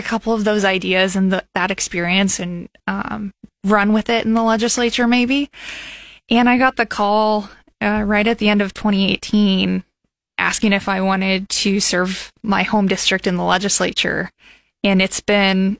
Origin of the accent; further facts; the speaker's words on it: Peru, Nebraska, United States; I was born and raised outside of Peru, Nebraska